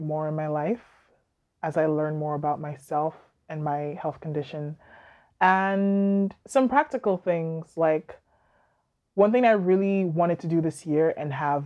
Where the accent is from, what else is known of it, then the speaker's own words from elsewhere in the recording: Nigeria; also born or lived in Philippines; now in Halifax, Canada; my heritage, like as a Yoruba woman, as a Nigerian woman